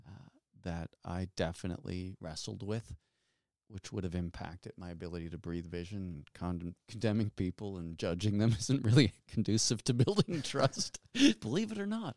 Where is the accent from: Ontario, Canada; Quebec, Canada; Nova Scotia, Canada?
Nova Scotia, Canada; Halifax; I'm from Halifax, Nova Scotia